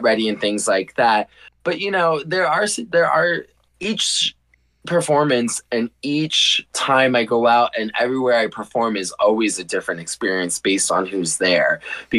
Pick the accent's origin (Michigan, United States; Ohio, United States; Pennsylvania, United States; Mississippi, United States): Ohio, United States; Youngstown; also born or lived in Sleepy Hollow, New York; growing up in Ohio, I came out of the closet at the age of 24